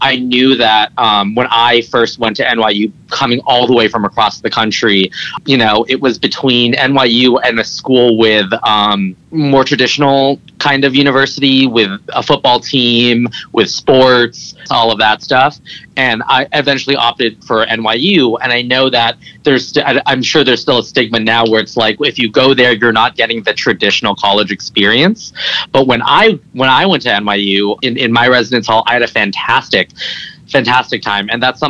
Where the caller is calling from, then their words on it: Los Angeles, California, United States; I am calling from sunny Los Angeles.